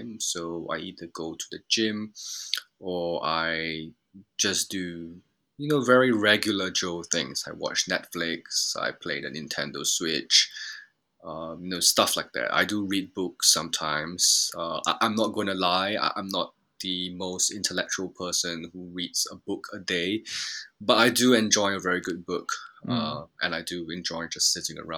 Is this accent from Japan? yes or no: yes; Japan; moved away; I grew up in Japan